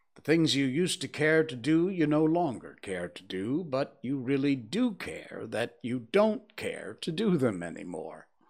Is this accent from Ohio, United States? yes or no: no; Connecticut, United States; my home state, Hartford, Connecticut